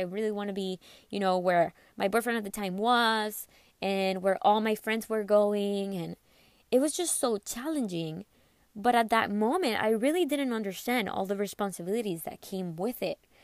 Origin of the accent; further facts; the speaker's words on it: McAllen, Texas, United States; undergrad in my hometown, which was in McAllen, Texas.